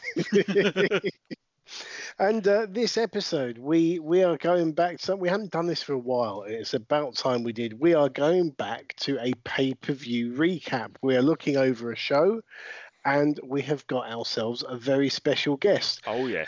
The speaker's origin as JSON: {"language": "English", "country": "United Kingdom", "said": "I am British wrestling commentator, manager, and general dog's body"}